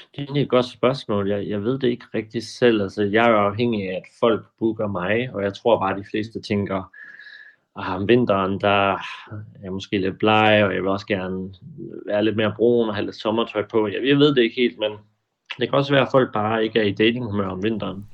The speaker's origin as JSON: {"language": "Danish", "area": "Funen", "region": "Southern Denmark", "country": "Denmark", "moved": "yes", "lives_now": "Copenhagen, Denmark", "said": "Jeg er oprindelig fra Fyn"}